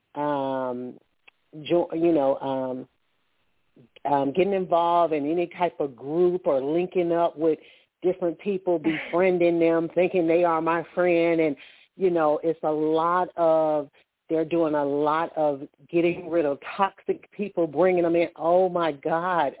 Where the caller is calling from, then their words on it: Alabama, United States; I'm calling from Alabama